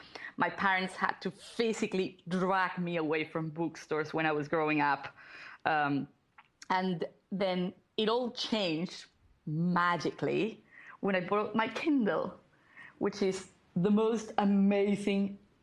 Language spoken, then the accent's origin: English; Colombia; now in Lima, Peru; So I am originally from Colombia, but I currently live in Lima, Peru, with my husband and our two cats.